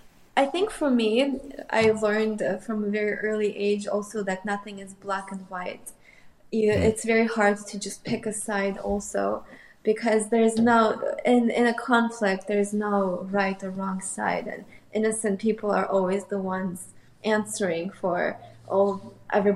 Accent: Moscow, Russia; English is a second language; also born or lived in Armenia; I was born in Armenia, and when we moved to Moscow, I was 3. And I know it's very young age, but I still remember us moving at that age.

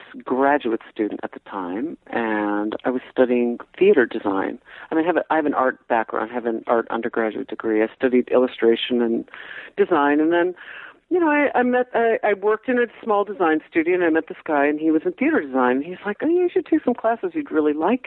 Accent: Davenport, Iowa, United States; moved away as an adult; also born or lived in Sweden; I come from Iowa, okay? So I'm coming from Davenport, Iowa

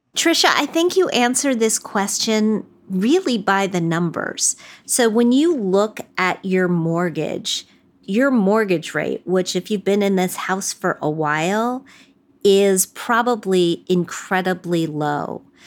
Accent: West Virginia, United States; I'm from West Virginia

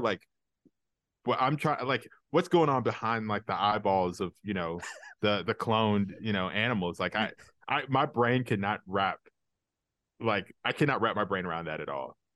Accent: Alabama, United States; I grew up in Alabama

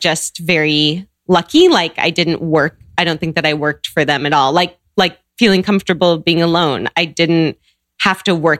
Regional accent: Seattle, Washington, United States; moved away as an adult; also born or lived in Chicago; I grew up in Seattle.

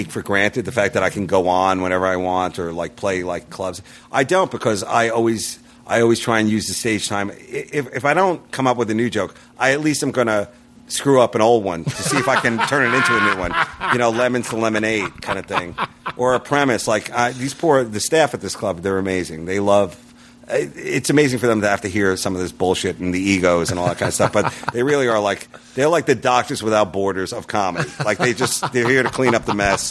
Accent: New York, United States; I'm from New York

